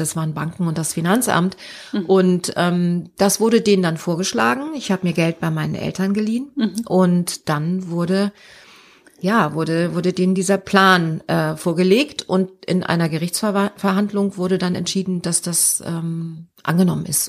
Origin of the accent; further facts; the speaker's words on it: Hamburg, Germany; moved away as an adult; also born or lived in Frankfurt; Ich bin ja Hamburgerin